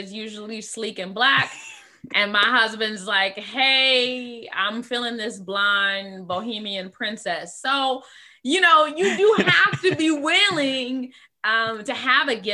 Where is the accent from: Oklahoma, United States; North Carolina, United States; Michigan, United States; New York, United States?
Michigan, United States; we're from Michigan